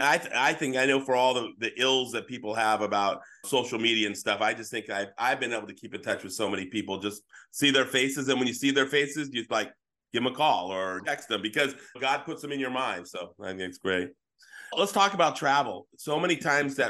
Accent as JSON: {"language": "English", "town": "San Jose", "region": "California", "country": "United States", "tie": "born or raised there", "said": "I grew up in San Jose."}